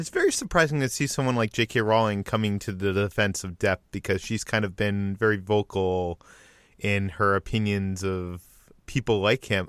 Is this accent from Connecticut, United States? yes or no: no; Boston, Massachusetts, United States; moved away; I am originally from the Boston area.